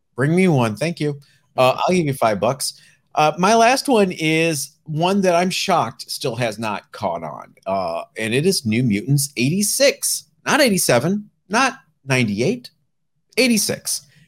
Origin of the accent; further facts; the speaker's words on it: Northeast Ohio, United States; I'm from Northeast Ohio